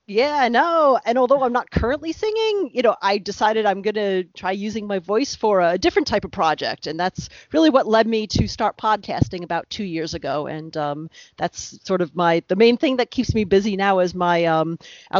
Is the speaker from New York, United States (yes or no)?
yes; Westchester County, New York, United States; moved away as an adult; now in New Jersey, United States; I grew up in Westchester County, New York, which is about, I'd say, less than 1 hour north of New York City.